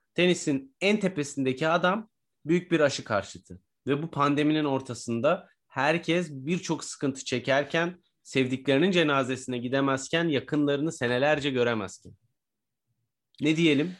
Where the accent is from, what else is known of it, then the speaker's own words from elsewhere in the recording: Turkey; Türkiye'de yaşayan biri olarak veya Türkiye e, Türk biri olarak